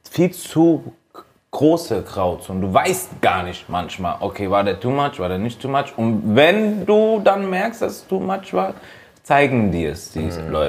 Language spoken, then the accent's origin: German; Kenya; Äh, ja, ich bin aus Kenia.